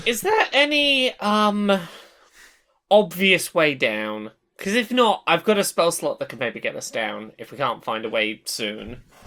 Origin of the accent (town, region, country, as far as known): Dorset, South West England, United Kingdom; accent: rural farmer